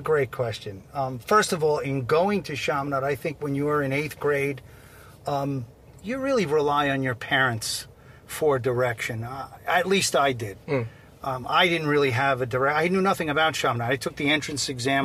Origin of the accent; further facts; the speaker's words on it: Seaford, New York, United States; also born or lived in Port Jefferson, New York; I grew up in Seaford, Long Island